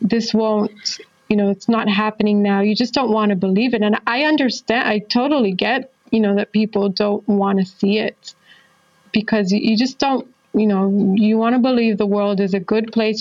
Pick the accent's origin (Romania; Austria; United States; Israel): Israel; I'm from Israel